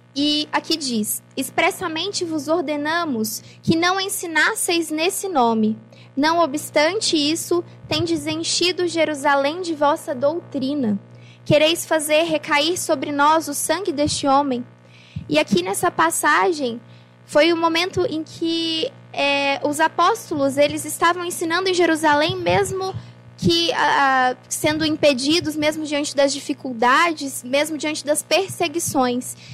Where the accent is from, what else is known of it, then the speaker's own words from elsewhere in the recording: Araxá, Minas Gerais, Brazil; moved away as an adult; now in Sinop, Brazil; eu sou de Minas Gerais. A minha cidade é Araxá. E aí eu vim para Sinop no ano de 2015